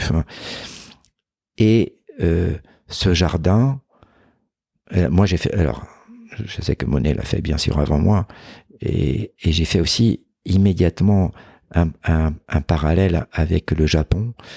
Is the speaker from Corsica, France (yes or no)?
yes; Corsica, France; chez moi en Corse